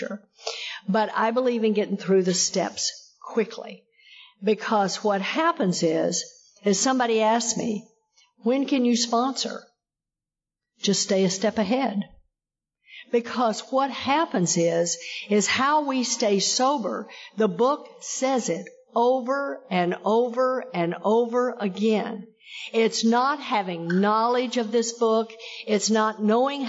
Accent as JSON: {"language": "English", "region": "Texas", "country": "United States", "said": "I come from Texas. I got sober in Texas"}